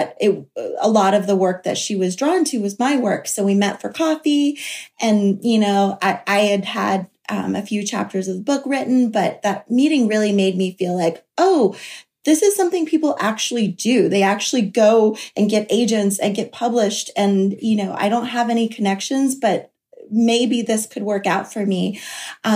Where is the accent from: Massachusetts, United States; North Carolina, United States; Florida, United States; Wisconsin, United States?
Florida, United States; Florida coast, United States; where I grew up on the Florida coast